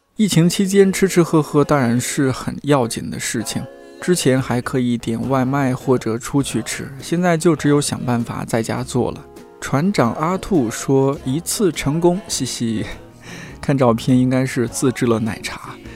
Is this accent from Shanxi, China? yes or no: yes; Shanxi, China; 身为一个山西人